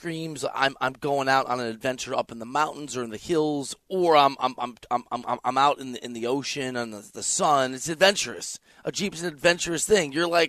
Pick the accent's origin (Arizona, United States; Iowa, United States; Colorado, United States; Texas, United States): Iowa, United States; also born or lived in Missouri / Chicago suburbs, Illinois; now in Los Angeles, United States; I'm from Iowa, went to school in Missouri, lived in the Chicago burbs for a while.